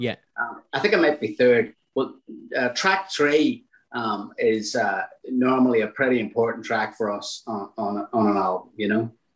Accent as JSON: {"language": "English", "town": "Newry", "region": "Northern Ireland", "country": "United Kingdom", "said": "I'm from Newry"}